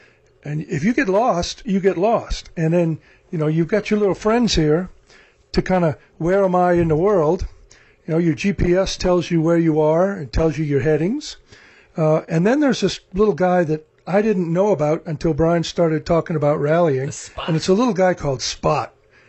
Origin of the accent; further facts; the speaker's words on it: Arkansas, United States; moved away; before I moved here from Arkansas, we had these things called national forests with lots of trees and hills, something we don't have in North Texas.